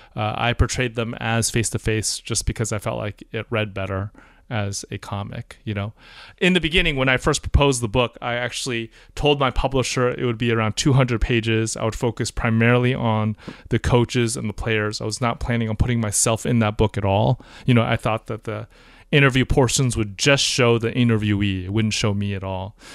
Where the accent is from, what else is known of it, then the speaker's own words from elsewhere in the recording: Bay Area, California, United States; I'm from the Bay Area